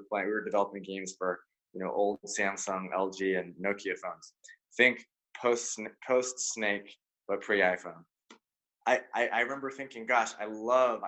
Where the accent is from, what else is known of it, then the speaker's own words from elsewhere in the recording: Silicon Valley, California, United States; born and raised in Silicon Valley